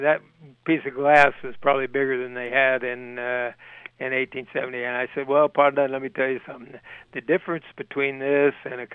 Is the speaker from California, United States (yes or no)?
yes; Bakersfield, California, United States; moved away as an adult; now in Missoula, United States; I was born in Bakersfield, California. I got out of there to here 27 years ago